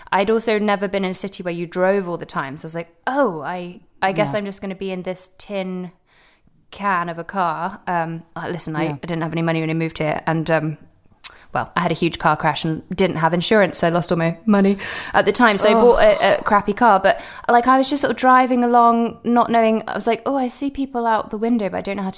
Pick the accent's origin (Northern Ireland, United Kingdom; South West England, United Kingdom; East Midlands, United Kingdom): South West England, United Kingdom; Devon; also born or lived in Edinburgh, Scotland / London; now in Los Angeles, United States; we all moved to Devon